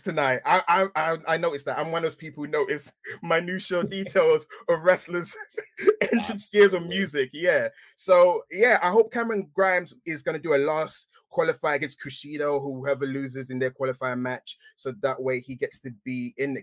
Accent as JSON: {"language": "English", "region": "England", "country": "United Kingdom", "accent": "English", "said": "being English, as you can tell from my accent"}